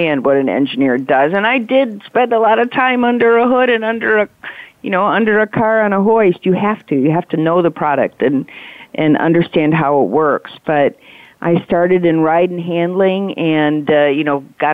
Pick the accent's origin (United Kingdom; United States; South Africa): United States; Detroit, Michigan; I grew up in Detroit.